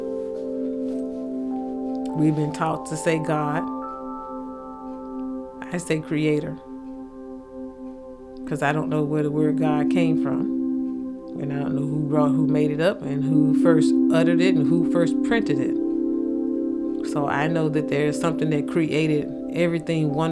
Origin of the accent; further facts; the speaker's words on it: the South, United States; accent: thick southern; my thick southern accent